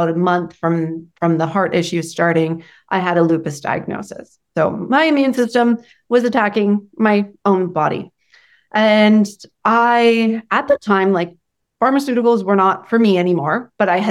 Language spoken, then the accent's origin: English; Canada; I'm from Canada.